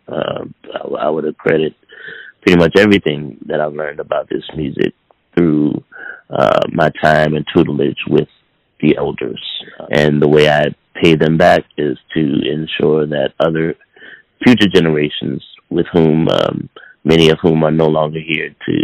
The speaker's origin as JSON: {"language": "English", "town": "New Orleans", "region": "Louisiana", "country": "United States", "tie": "born or raised there", "said": "I grew up not only in New Orleans"}